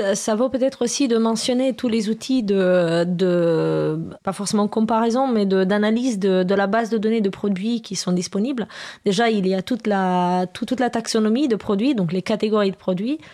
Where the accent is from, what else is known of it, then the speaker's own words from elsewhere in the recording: Romania; now in France; Moi je suis je viens de Roumanie à la base